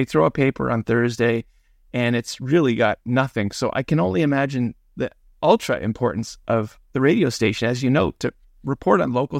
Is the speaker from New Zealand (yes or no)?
no; Toronto, Ontario, Canada; when I grew up in North York